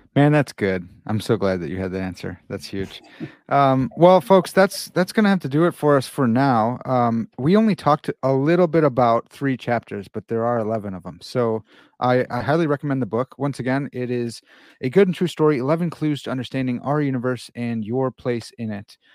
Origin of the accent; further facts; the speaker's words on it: Chicago, Illinois, United States; I'm from Chicago